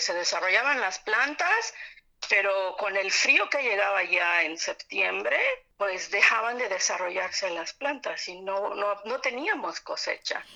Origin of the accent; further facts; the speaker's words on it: Yucatán, Mexico; moved away as an adult; now in Berlin, Germany; soy yucateca. Vine a Europa desde el año 2000 por cuestiones de estudio